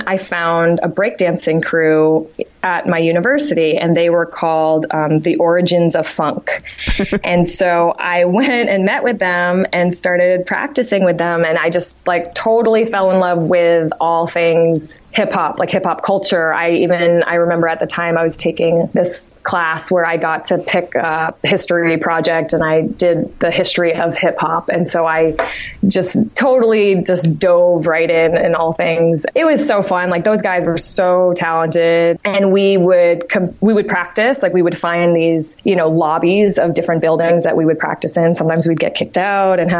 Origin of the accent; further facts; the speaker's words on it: Martha's Vineyard, Massachusetts, United States; moved away as an adult; also born or lived in Amherst, Massachusetts; I'm originally from Martha's Vineyard, Massachusetts, small island.